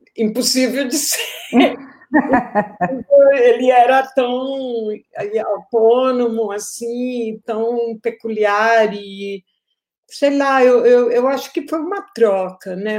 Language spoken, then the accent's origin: Portuguese; Colombia; moved away as an adult; also born or lived in Paris, France; now in Brazil; eu cresci na Colômbia